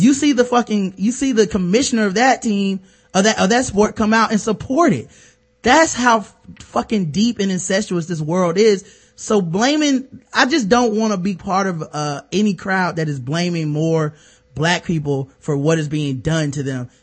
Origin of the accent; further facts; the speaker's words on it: the South, United States; I'm from the South